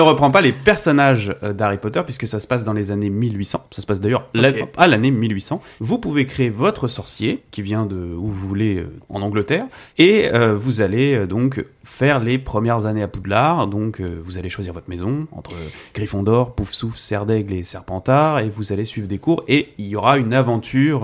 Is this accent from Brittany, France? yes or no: yes; Breton, Brittany, France; en tant que breton